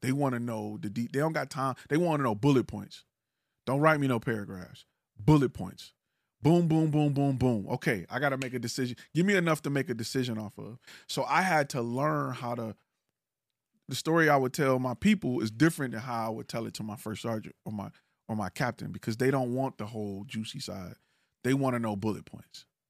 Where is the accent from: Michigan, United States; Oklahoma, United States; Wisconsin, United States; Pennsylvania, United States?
Michigan, United States; Detroit; I'm from Detroit